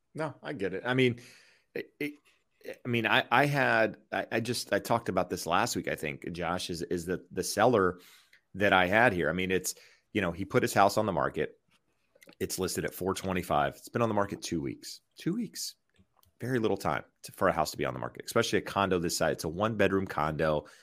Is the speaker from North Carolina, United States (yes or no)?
yes; North Carolina, United States; I'm from North Carolina